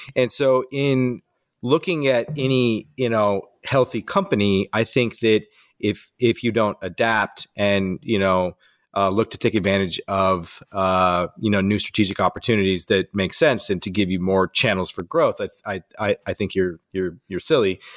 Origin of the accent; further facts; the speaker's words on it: Walla Walla, Washington, United States; we started this thing as a hobby, really, in my hometown ten years ago